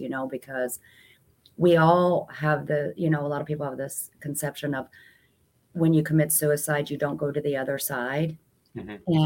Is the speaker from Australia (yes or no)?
no; Germany; moved away; growing up in Germany, you know, where you don't get a lot of this paranormal